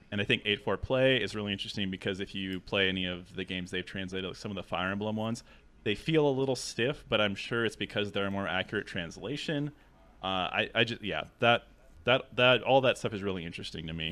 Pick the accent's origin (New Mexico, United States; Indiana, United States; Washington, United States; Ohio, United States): Washington, United States; Seattle; I'm from Seattle. two oh six is the area code